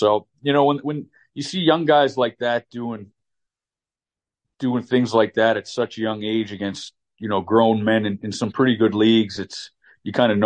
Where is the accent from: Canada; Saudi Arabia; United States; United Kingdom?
Canada; Halifax, Nova Scotia; my hometown, Halifax.